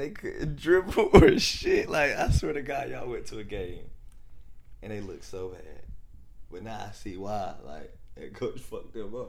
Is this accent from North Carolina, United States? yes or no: yes; Fayetteville, North Carolina, United States; I come from Little Fayetteville.